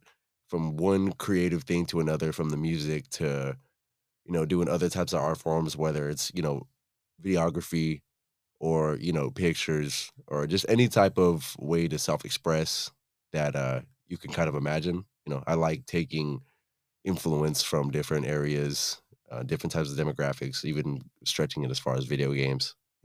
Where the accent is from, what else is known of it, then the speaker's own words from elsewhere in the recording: Buena Park, California, United States; now in Los Angeles County, United States; I'm a native to Orange County, born and raised. I grew up in Buena Park. You know, hometown, lived there for about 17 years, moved out to LA County. I've lived in LA County now since 2017.